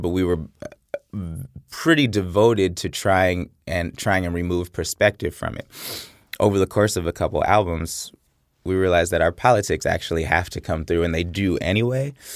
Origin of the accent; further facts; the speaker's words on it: Oakland, California, United States; I'm from Oakland, California, and I went to Berkeley High School